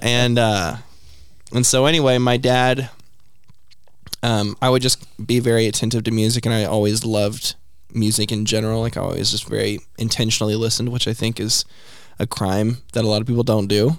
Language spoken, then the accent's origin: English; Oklahoma City, Oklahoma, United States; Oklahoma City